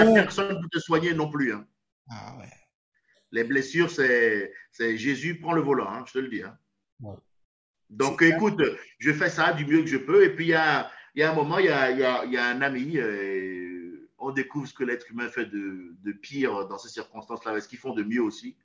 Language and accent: French; Benin; now in France; mon pays d'origine, le Bénin, mon pays natal. Je suis franco-béninois